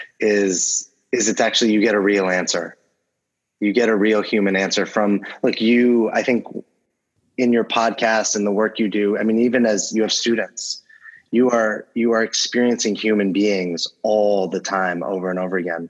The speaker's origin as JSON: {"language": "English", "town": "Los Angeles", "region": "California", "country": "United States", "tie": "born or raised there", "said": "I grew up"}